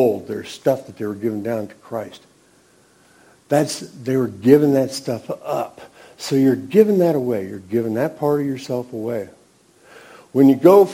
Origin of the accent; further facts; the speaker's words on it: Nebraska, United States; I was raised in Nebraska, we went to a Lutheran church when I was a kid